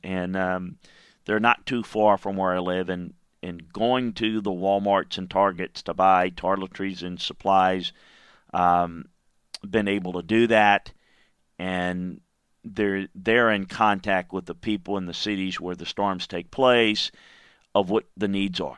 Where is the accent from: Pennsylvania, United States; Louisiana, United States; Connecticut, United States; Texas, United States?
Louisiana, United States; Baton Rouge; my hometown of Baton Rouge, Louisiana